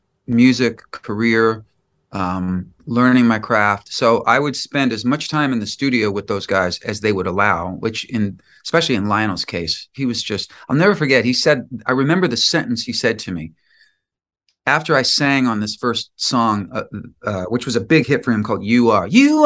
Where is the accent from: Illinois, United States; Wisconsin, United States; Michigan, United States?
Illinois, United States; Chicago; born or raised there; moved away as an adult; now in Los Angeles, United States